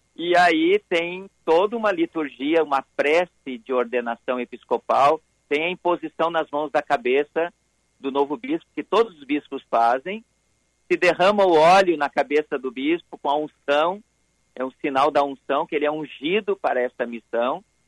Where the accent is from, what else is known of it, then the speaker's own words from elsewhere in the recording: Sapucaia do Sul, Rio Grande do Sul, Brazil; eu sou de Sapucaia